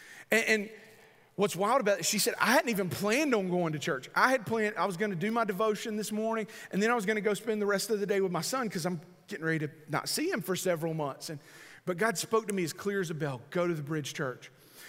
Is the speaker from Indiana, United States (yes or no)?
no; North Carolina, United States; she probably knew I was from North Carolina by mine.